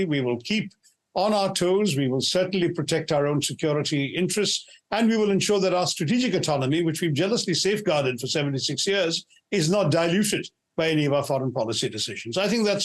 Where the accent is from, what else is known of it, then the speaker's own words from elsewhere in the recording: India; as an Indian